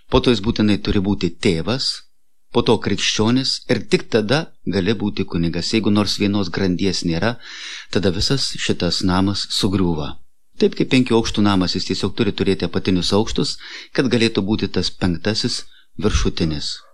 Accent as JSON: {"language": "Lithuanian", "country": "Lithuania", "said": "mes, lietuviai"}